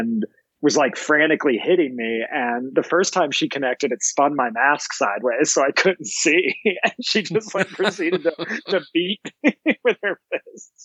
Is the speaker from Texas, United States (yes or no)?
no; Montana, United States; also born or lived in Georgia / Oklahoma; I was born in Georgia, but we moved up here when I was super young, just about 6 years old. So kind of lived the majority of my life in Montana.